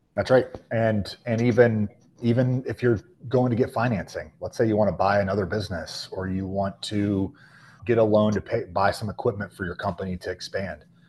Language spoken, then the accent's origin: English; Charlotte, North Carolina, United States; born and raised in the Charlotte, the greater Charlotte area